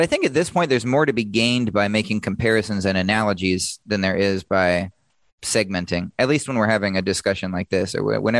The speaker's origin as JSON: {"language": "English", "region": "Washington", "country": "United States", "said": "I'm from Washington State, so like I went to Western Washington University"}